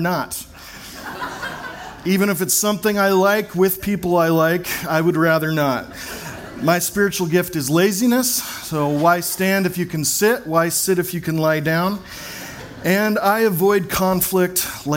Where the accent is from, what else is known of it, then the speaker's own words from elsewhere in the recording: Fort Worth, Texas, United States; also born or lived in Corvallis, Oregon / Portland, Oregon; now in Bend, United States; I was born on April 24th, 1980 in Fort Worth, Texas